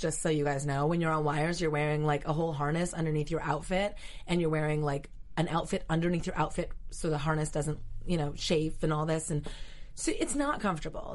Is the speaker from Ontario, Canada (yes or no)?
no; Vancouver, British Columbia, Canada; moved away as an adult; also born or lived in Tokyo / Germany / Dallas; now in Los Angeles, United States; I'm Canadian